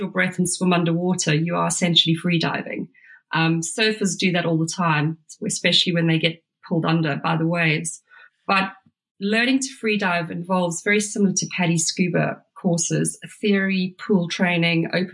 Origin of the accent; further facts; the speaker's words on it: Durban, KwaZulu-Natal, South Africa; moved away; also born or lived in London; I grew up in Durban